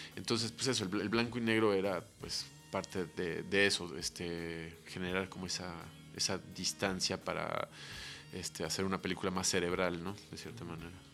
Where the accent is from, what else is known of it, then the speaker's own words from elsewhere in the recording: Mexico City, Mexico; nuestra vida de chilangos